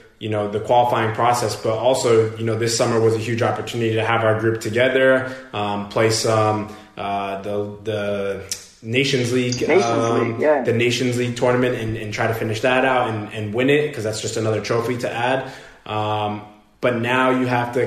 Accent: New York, United States; moved away; I'm from New York

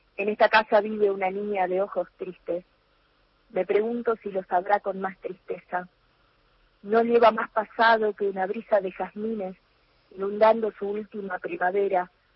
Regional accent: Alvear, Corrientes, Argentina; now in Corrientes, Argentina; cuando ellos vuelven a, eh, de, Corrientes a Alvear, eh, ya conmigo en brazos, porque yo nací aquí en Corrientes Capital

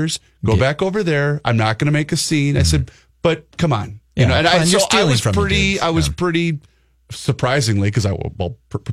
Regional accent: Southern Minnesota, United States; I grew up in Southern Minnesota.

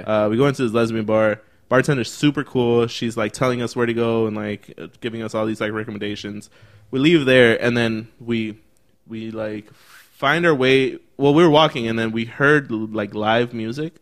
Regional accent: Chicago, Illinois, United States; also born or lived in Berwyn, Illinois; we're from Chicago

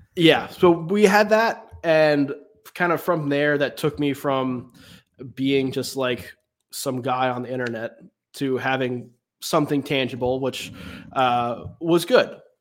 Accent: Raleigh, North Carolina, United States; I grew up in Raleigh, in the Raleigh area.

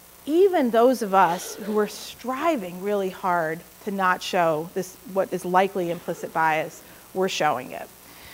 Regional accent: India; Everybody's going to want them. I'm Indian.

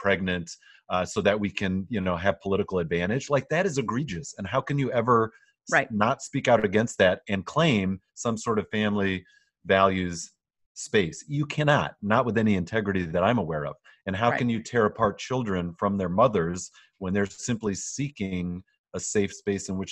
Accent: West Michigan, United States; I grew up here in West Michigan as a conservative Christian

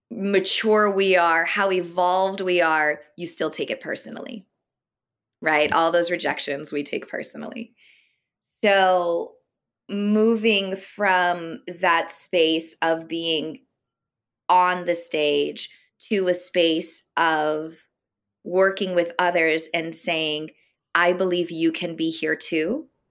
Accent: Elmira, New York, United States; I'm originally from upstate New York, so a little city called Elmira

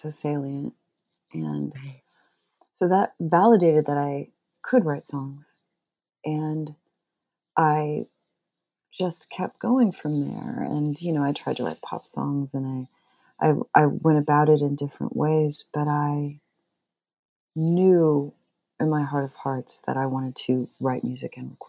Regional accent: Torrance, California, United States; now in Bloomington, United States; I grew up in Torrance, which is one of the south suburbs

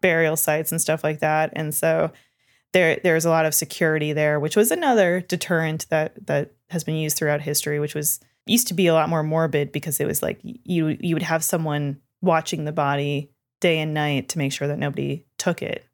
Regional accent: Canada; I'm from Canada

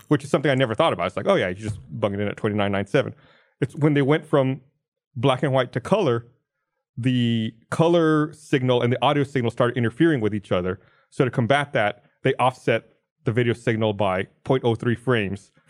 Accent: United States; I'm an American citizen

